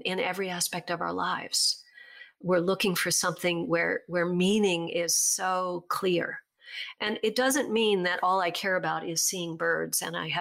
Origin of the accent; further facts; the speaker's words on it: Virginia, United States; the reservoir where I grew up in Virginia